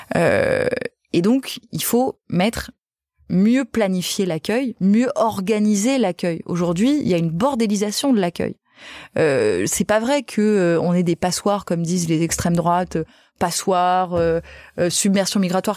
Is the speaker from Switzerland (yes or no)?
no; Nîmes, Occitania, France; je viens de Nîmes